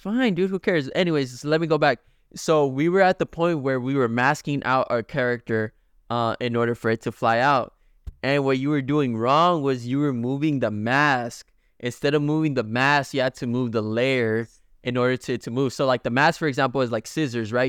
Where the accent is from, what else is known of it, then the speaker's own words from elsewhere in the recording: Mexico; moved away; we were raised in Mexico